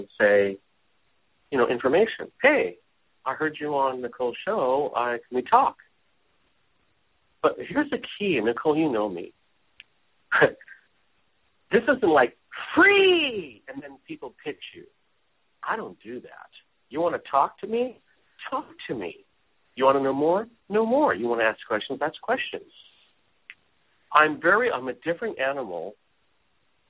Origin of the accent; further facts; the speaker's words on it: Hawaii, United States; moved away; also born or lived in San Francisco, California; I was born in San Francisco. I grew up in Hawaii since I was five.